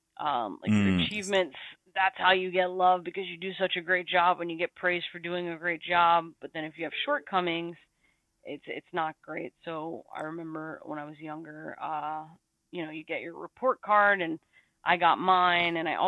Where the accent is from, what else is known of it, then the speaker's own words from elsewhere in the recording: Texas, United States; I've born and raised in Texas